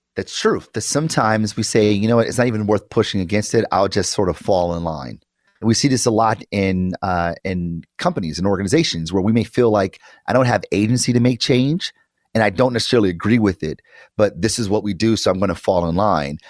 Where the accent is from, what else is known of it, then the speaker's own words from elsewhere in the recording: Detroit, Michigan, United States; I am from Detroit, and I did grow up in public schools my entire life